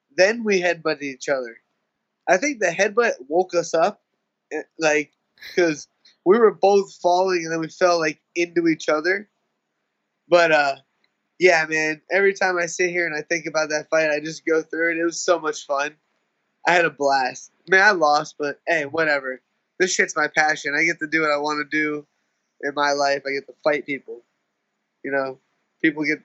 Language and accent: English; Tampa, Florida, United States; it's hometown.